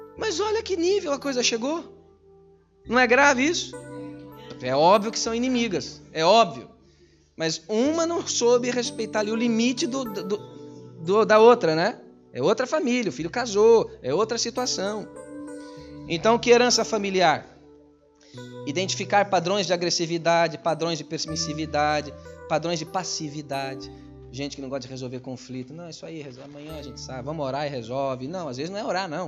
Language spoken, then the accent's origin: Portuguese; Brazil; now in Portugal; eu sou brasileiro